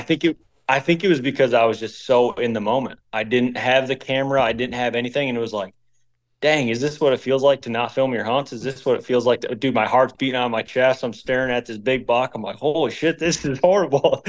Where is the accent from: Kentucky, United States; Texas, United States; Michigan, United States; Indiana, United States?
Michigan, United States; We're all from Michigan